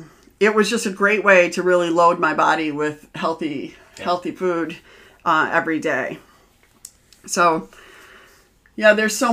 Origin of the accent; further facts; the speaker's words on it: Midwest, United States; we're Midwesterner.